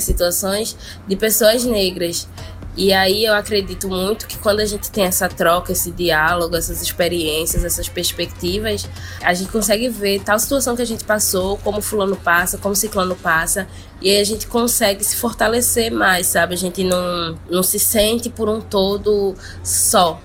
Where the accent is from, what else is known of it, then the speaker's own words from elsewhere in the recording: Olinda, Pernambuco, Brazil; sou de Olinda, Pernambuco